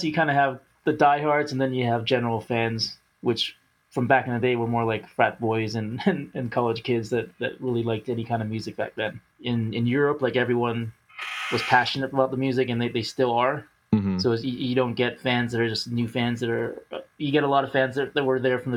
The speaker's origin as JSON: {"language": "English", "town": "Vancouver", "region": "British Columbia", "country": "Canada", "said": "I'm from Vancouver, Pacific Northwest"}